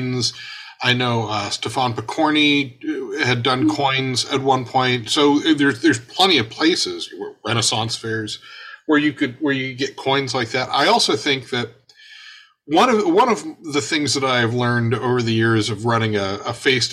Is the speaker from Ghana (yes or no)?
no; Chicago, Illinois, United States; I'm a Chicagoan